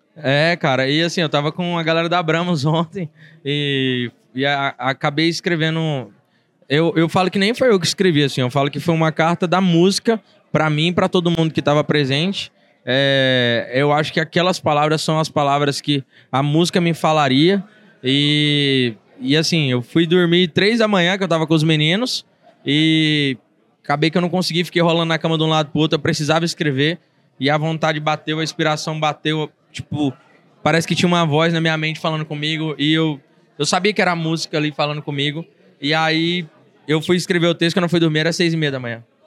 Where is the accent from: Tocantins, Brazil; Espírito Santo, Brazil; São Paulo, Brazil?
Tocantins, Brazil; a gente vem do Tocantins